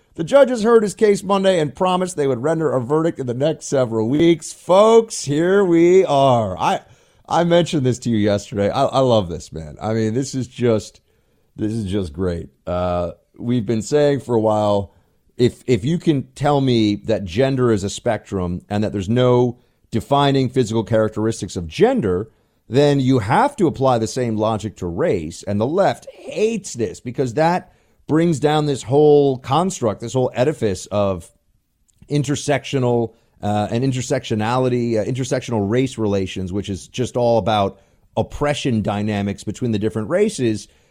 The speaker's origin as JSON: {"language": "English", "town": "New York City", "region": "New York", "country": "United States", "tie": "born or raised there", "moved": "as an adult", "lives_now": "Washington, D.C., United States", "said": "I miss my hometown"}